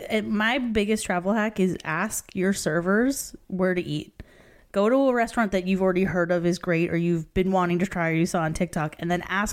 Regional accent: Canada; maybe it's being Canadian

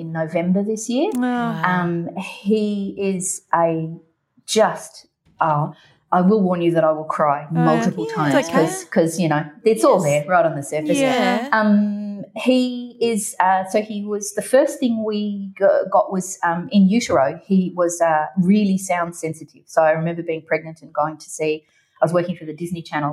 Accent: Ireland; I was born in Ireland

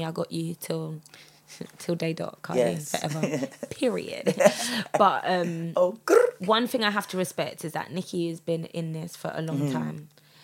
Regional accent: Croydon, London, United Kingdom; I'm from Croydon

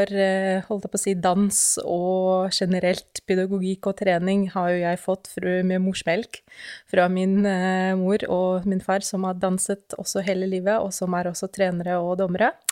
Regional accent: Russia; Norwegian is a second language; moved away as an adult; now in Norway; jeg kommer jo opprinnelig fra Russland, som kanskje alle kan jo høre allerede nå.

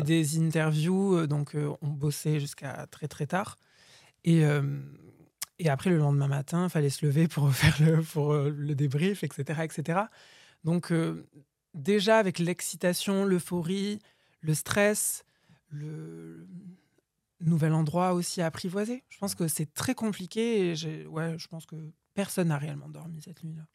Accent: Boudy-de-Beauregard, Nouvelle-Aquitaine, France; moved away as an adult; also born or lived in Bordeaux; je suis né dans le Lot-et-Garonne, à Boudy de Beauregard. Euh, du coup, j'ai grandi là-bas

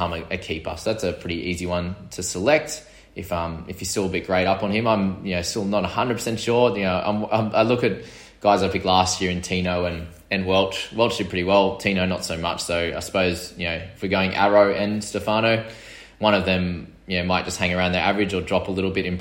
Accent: Sydney, New South Wales, Australia; I'm from New South Wales in Sydney

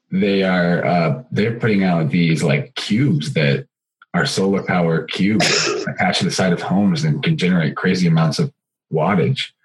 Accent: Missouri, United States; I'm from right in the middle of the uh, U.S. in Missouri.

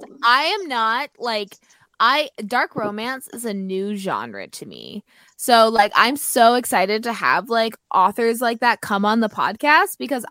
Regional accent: Canada; We're Canadian

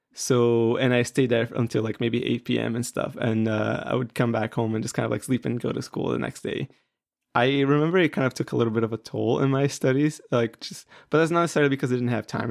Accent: Brazil; I'm from Brazil.

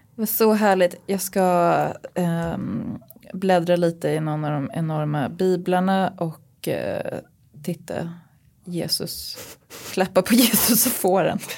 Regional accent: Uppsala, Uppsala County, Sweden; När jag växte upp och gick i Stenhagenskolan i Uppsala

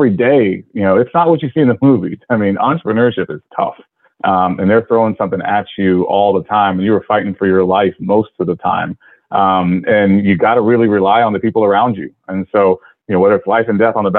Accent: Austin, Texas, United States; I'm from Austin. I was going to go to UT.

